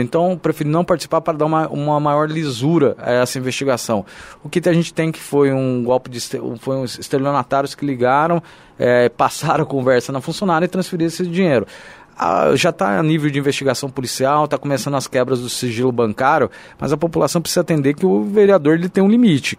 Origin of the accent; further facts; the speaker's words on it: São José dos Campos, São Paulo, Brazil; moved away as an adult; now in Jacareí, Brazil; nasci em São Paulo, minha vida. É, meus pais moram em São José dos Campos, é, minha vida inteira foi aqui em São José dos Campos